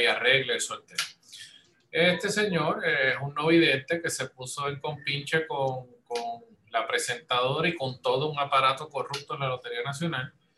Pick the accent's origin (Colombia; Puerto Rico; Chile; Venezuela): Puerto Rico; Yo como soy de Puerto Rico